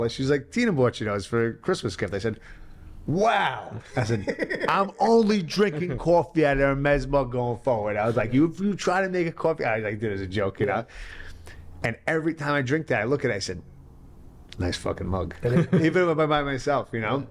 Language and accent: English; New York City, New York, United States; I'm from the born and raised in the Bronx